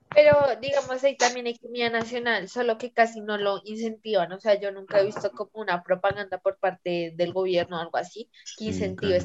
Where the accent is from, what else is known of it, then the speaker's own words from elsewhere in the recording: Bogotá, Colombia; rola como persona bogotana